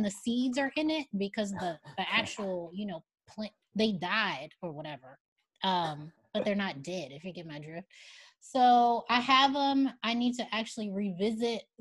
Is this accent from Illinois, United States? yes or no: yes; Chicago, Illinois, United States; now in New York, United States; Chicago, which is my hometown, where most of my immediate family is